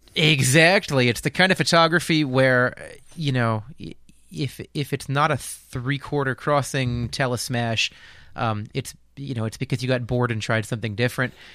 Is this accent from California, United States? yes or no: no; Lehigh Valley, eastern Pennsylvania, United States; I'm originally from eastern Pennsylvania. I grew up in the Lehigh Valley, about an hour north of Philly